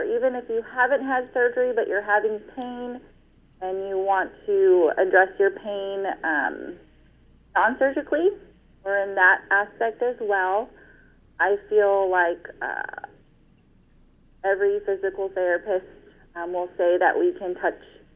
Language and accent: English; Fresno, California, United States; I'm from Fresno, California, born and raised